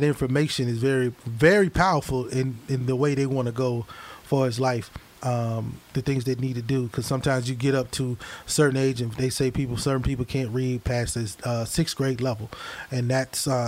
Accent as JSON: {"language": "English", "town": "Hattiesburg", "region": "Mississippi", "country": "United States", "tie": "born or raised there", "moved": "yes", "said": "Hattiesburg, Mississippi. Oh, that's my hometown"}